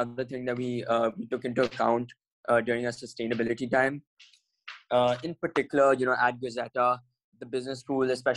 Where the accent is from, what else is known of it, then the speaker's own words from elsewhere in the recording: New Delhi, Delhi, India; moved away as an adult; I'm originally from New Delhi, India